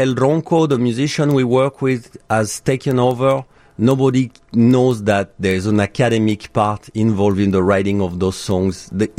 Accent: France; now in Chicago, United States; And I'm from France.

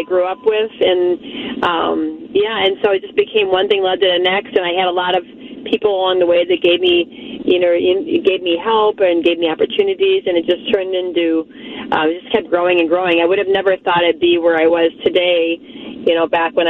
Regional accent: Chicago, Illinois, United States; moved away as an adult; also born or lived in Twin Cities, Minnesota; I was born in Chicago and grew up there

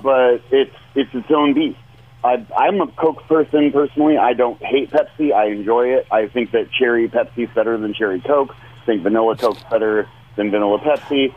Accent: Oregon, United States; now in Texas, United States; I'm from Oregon. I'm currently living in Texas

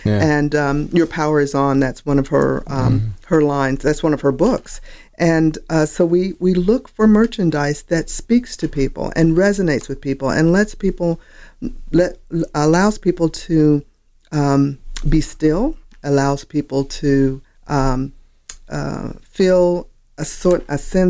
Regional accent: Sioux City, Iowa, United States; born there; Okay, I was born in Sioux City, Iowa.

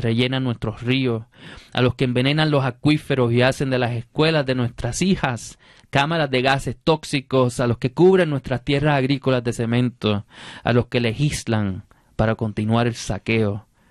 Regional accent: Puerto Rico; Yo soy rapero y soy poeta puertorriqueño

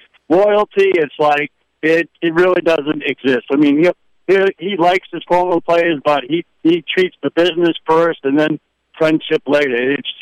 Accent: Boston, Massachusetts, United States; now in Port St. Lucie, United States; I grew up in Boston

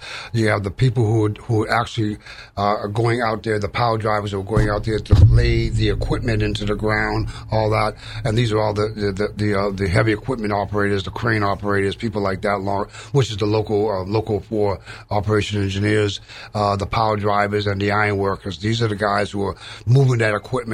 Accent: Wareham, Massachusetts, United States; I'm from Wareham. I grew up there

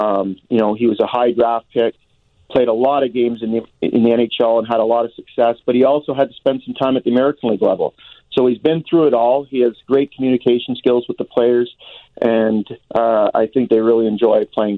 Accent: Hamilton, Ontario, Canada; We're both from Hamilton, Ontario.

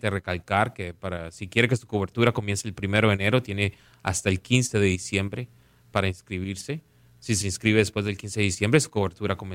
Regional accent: Caribbean coast, Colombia; yo crecí jugando fútbol en Colombia, en, la costa, uh, viendo al pibe de Valderrama jugar

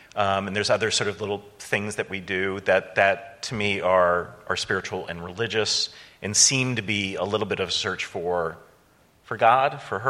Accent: North Shore, Illinois, United States; I grew up on the North Shore.

